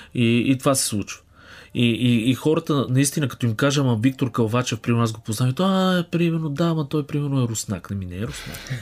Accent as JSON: {"language": "Bulgarian", "country": "Bulgaria", "said": "съм българин"}